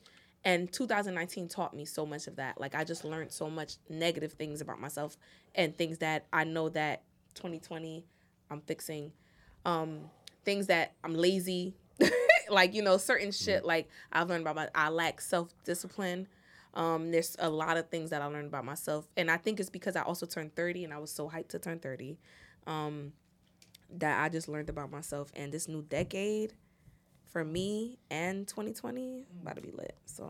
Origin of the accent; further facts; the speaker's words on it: Irvington, New Jersey, United States; I'm from Irvington. You know how niggas say where they from when they